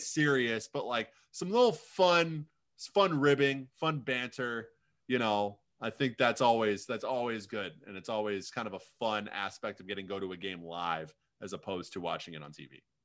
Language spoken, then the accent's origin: English; United States; we have a minor league hockey team in my hometown, the Quad City Mallards